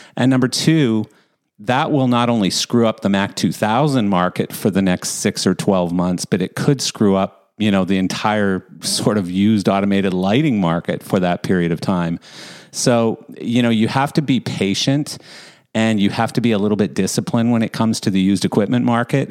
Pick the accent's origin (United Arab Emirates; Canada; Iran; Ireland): Canada; Calgary, Alberta; I grew I grew up in Calgary